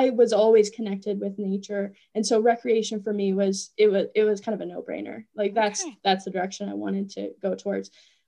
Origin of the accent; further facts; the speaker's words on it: Hocking County, Southeast Ohio, United States; moved away as an adult; also born or lived in Athens, Ohio; So I am a native of Southeast Ohio. I was born and raised in Hocking County. And I grew up on a farm, a small 50 acre farm. We had about 20 head of cattle.